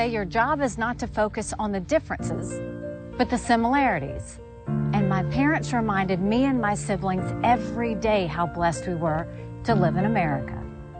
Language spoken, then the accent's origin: English; South Carolina, United States; I was born and raised in South Carolina